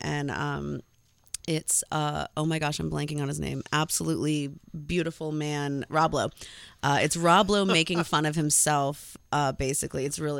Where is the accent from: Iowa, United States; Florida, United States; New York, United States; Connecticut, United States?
Connecticut, United States; I grew up in Connecticut